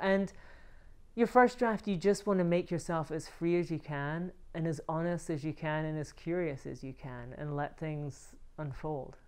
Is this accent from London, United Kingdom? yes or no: no; Scotland, United Kingdom; also born or lived in Barcelona, Spain; now in Los Angeles, United States; I moved here from Barcelona, Spain, and I'm from Scotland